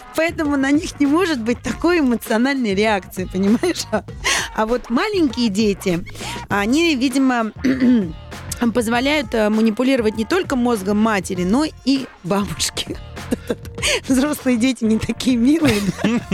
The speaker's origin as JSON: {"language": "Russian", "region": "Saint Petersburg", "country": "Russia", "tie": "born or raised there", "said": "Петербурге, в моем родном городе"}